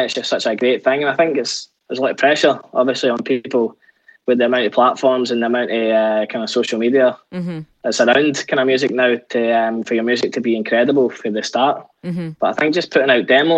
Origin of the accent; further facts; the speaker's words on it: Scotland, United Kingdom; as a Scottish band